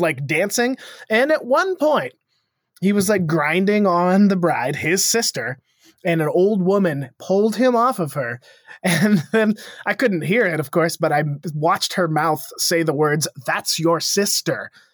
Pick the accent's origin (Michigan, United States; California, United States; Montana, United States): Montana, United States; now in Missoula, United States; I grew up in small town Montana